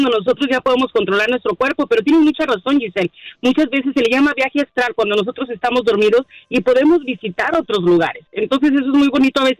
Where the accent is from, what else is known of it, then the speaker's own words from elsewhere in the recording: Mexico; now in United States; Sí, yo soy mexicana soy mexicana, de alguna manera tengo raíces también de aquí de Estados Unidos.